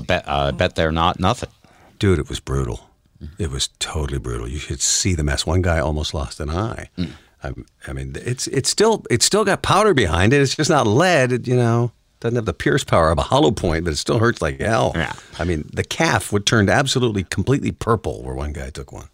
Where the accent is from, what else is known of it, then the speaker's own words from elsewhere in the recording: Detroit, Michigan, United States; I'm from the Motor City